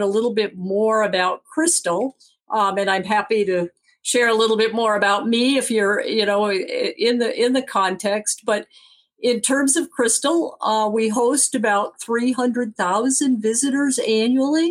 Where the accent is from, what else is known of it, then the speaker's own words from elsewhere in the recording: Benzie County, Michigan, United States; moved away as an adult; also born or lived in East Coast (US) / California; I'm originally from Benzie County, which I will say is the smallest landmass county in Michigan